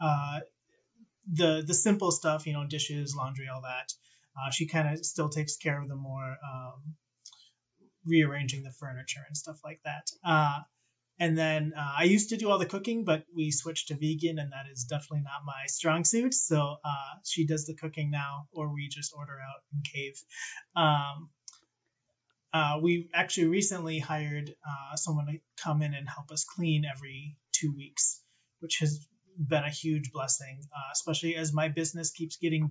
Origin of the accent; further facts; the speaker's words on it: Minnesota, United States; also born or lived in Wisconsin; I've been in Minnesota since fifth grade